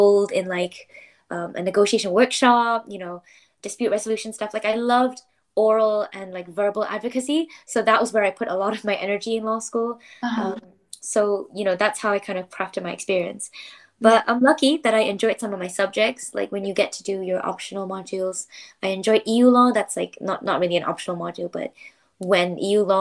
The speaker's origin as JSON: {"language": "English", "country": "Malaysia", "moved": "as an adult", "lives_now": "United Kingdom", "said": "I got to meet other Malaysians. I got to like hear my mother tongue"}